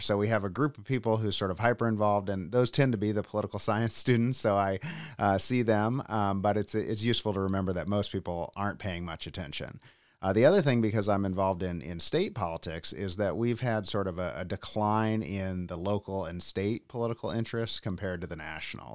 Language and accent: English; Columbia, Missouri, United States; also born or lived in Berkeley, California; now in Lansing, United States; I'm from Columbia, Missouri originally, uh, and I moved here from Berkeley, California